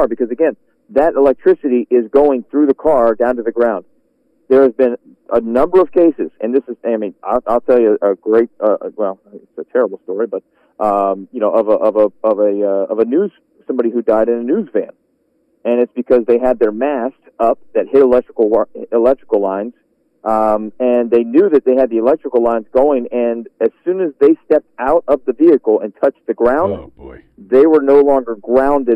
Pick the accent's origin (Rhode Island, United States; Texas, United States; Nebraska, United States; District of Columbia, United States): District of Columbia, United States; Washington; moved away as an adult; also born or lived in Philadelphia; I can move back to my hometown and take over for the legend that is Bob Ryan